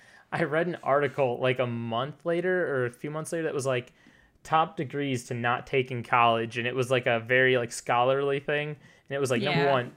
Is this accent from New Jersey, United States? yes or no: no; Detroit, Michigan, United States; born there; also born or lived in China / Texas / St. Louis; I've lived, like, all over the place. I was born in Detroit. My family and I lived in China for 3 years.